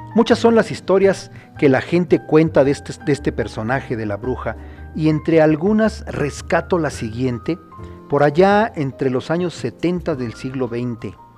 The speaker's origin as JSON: {"language": "Spanish", "country": "Mexico", "also_born_or_lived": "Acambay", "said": "nuestro querido México"}